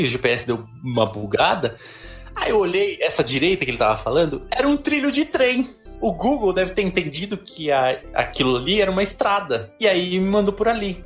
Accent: Brazil; eu vinha do Brasil

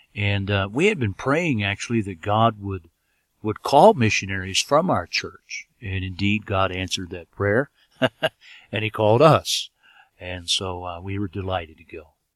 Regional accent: United States; moved away as an adult; also born or lived in Ethiopia

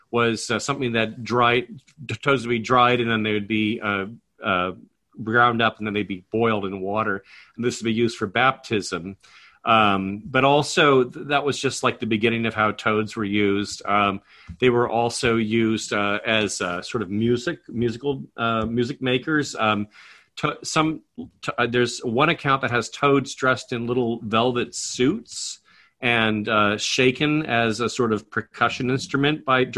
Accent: United States; As an American

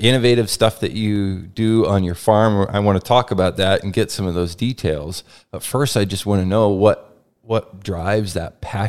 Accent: Lynden, Washington, United States; based right in the town where I grew up in Linden

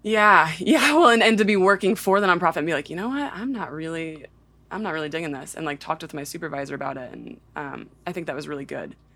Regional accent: Nashville, Tennessee, United States; I'm just conveniently from Nashville

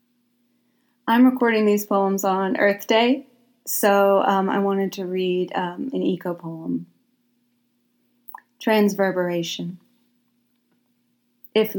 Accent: Deep South, United States; accent: Southern; I am extremely Southern, or at least was born and raised in the Deep South, and I live here now

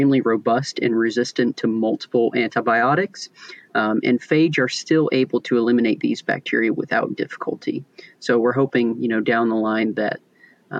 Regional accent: Newnan, Georgia, United States; I grew up in Noonan, Georgia, which is a small town about 45 minutes south of Atlanta

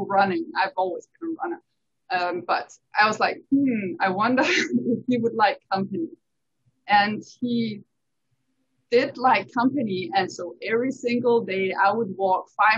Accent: Silkeborg, Central Denmark Region, Denmark; also born or lived in France; now in Hawaii, United States; I'm born and raised in Denmark, but I do not like being cold. So I moved to France, and I lived in France for 10 years.

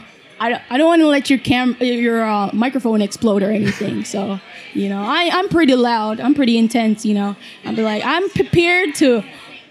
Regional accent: Jamaica; also born or lived in Chicago; now in Pittsburgh, United States; I am originally from Jamaica. So I was in Chicago for like 6 months

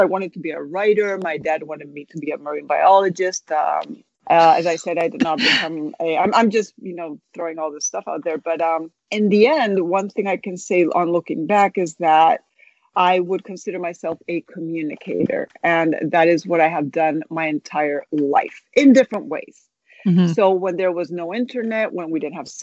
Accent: Spain; moved away as an adult; now in United States; I was born in Spain, but my mother's from the United States, so I'm bilingual, bicultural, multicultural. I was mainly raised in Spain

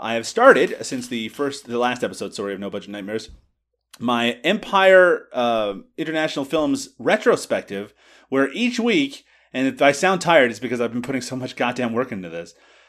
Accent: Canada; I'm Canadian.

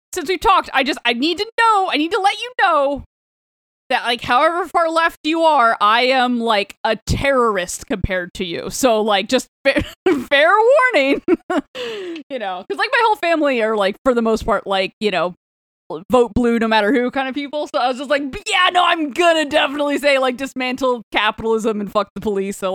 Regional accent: Florida, United States; now in Philadelphia, United States; The beach that's, like, closest to my hometown in Florida, which, like, I'm closer to the beach in Philly than I was in my hometown in Florida.

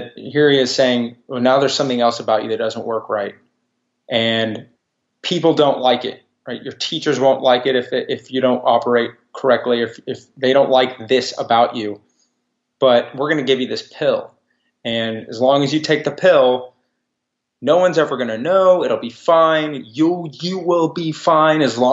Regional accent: Texas, United States; I'm a Texan, and my family has been in Texas for a long time. I'm also a Jew. So I grew up with two cultures

